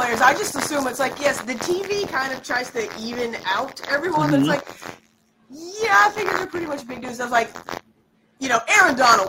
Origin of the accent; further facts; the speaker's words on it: eastern Missouri, United States; moved away; I'm from Missouri. I'm from the east side of the state.